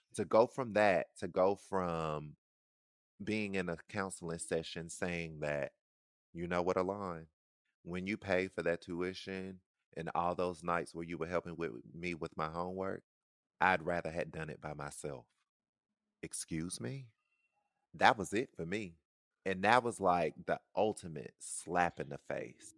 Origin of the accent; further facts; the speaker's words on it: the South, United States; I'm from the South